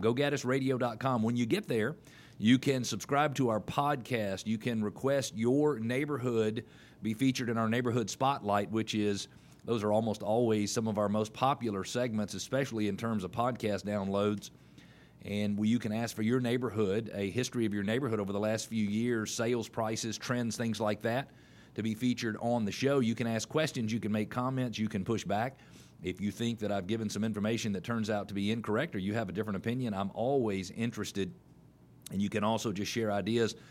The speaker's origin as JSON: {"language": "English", "town": "Atlanta", "region": "Georgia", "country": "United States", "tie": "born or raised there", "also_born_or_lived": "Indianapolis, Indiana / Columbia, South Carolina / Chicago, Illinois", "said": "I was born in Atlanta in nineteen sixty-eight. I'm fifty-two years old. Uh, I probably know a little more about Atlanta than a lot of people who live here, but it's only because I've been here most of my life"}